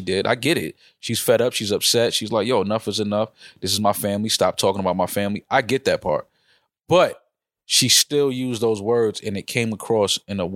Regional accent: New York, United States; growing up in New York

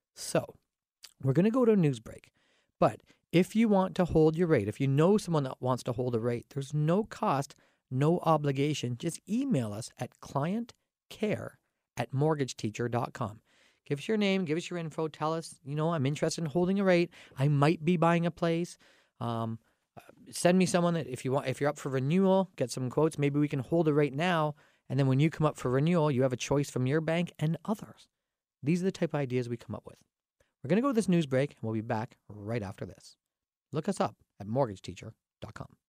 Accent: Canada; I'm Canadian

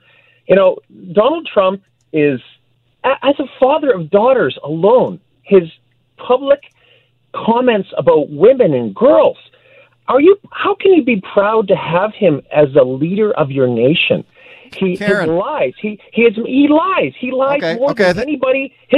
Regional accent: Canada; as a Canadian

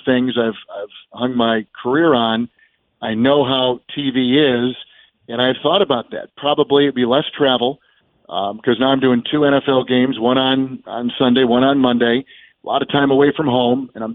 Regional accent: Green Bay, Wisconsin, United States; when I was growing up in Green Bay

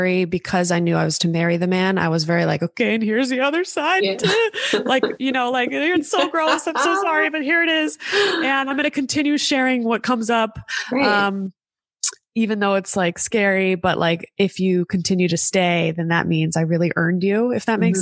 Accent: Los Angeles, California, United States; I had my family here because I'm born and raised in Los Angeles

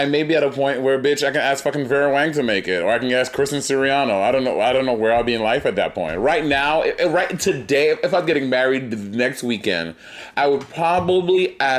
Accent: New York City, New York, United States; Also, I grew up in New York City

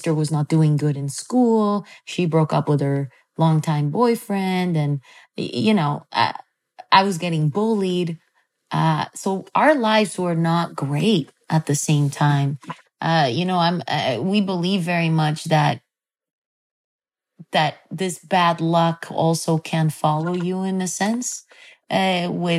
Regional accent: Mexico; I come from Mexico

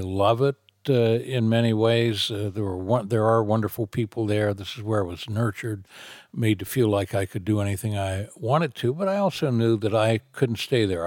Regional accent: Cambridge, Ohio, United States; moved away as an adult; also born or lived in California / Texas / Utah; now in Florida, United States; my hometown of Cambridge, Ohio.

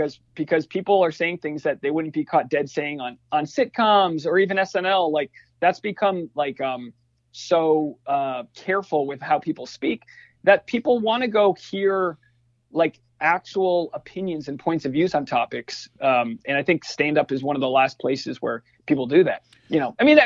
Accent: New England, United States; we grew up, like growing up in New England

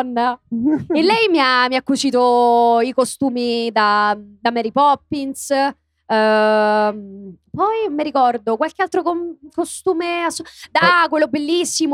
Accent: Rome, Lazio, Italy; io prima dico Garbatella, poi mi ricordo di dire Roma

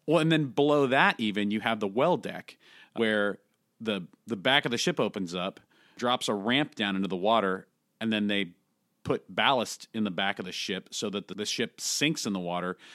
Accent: San Francisco Bay Area, California, United States; I grew up in the San Francisco Bay Area, just south of, uh, San Francisco, actually

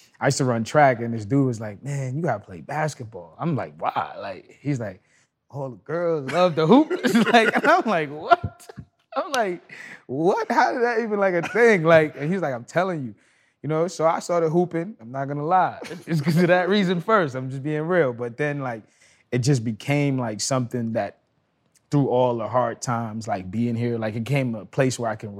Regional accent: Trinidad & Tobago; also born or lived in Brooklyn, New York; now in California, United States; I was born and raised in Trinidad, first and foremost. I came here

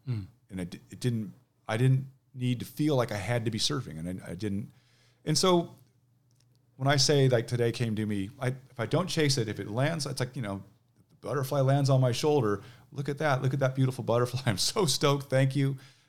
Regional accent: Manhattan Beach, California, United States; now in Seattle, United States; So I grew up in Manhattan Beach.

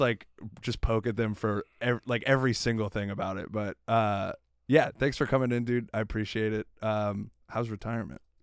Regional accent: South Florida, United States; I'm from South Florida

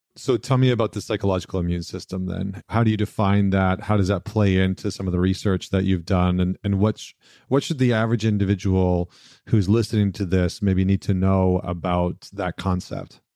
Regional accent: British Columbia, Canada; moved away; I actually miss being in British Columbia

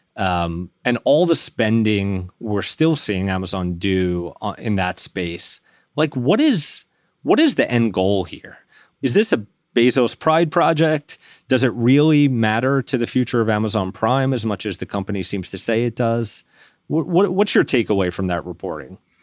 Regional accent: New York City, New York, United States; now in Bergen County, United States; I was raised in Staten Island

